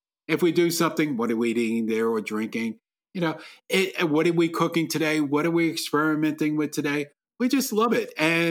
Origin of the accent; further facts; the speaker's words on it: New York, United States; now in Australia; I was born in the South Bronx